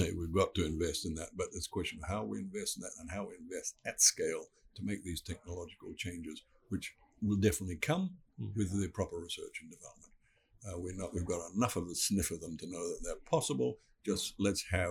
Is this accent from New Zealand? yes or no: no; Fiji; I come from Fiji, and my people have been living in Fiji for five generations